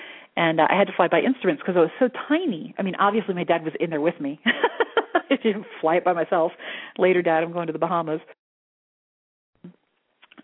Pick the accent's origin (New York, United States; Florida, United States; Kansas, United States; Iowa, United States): Florida, United States; Altamonte Springs; now in Sedona, United States; I grew up in Altamont Springs, Orlando area.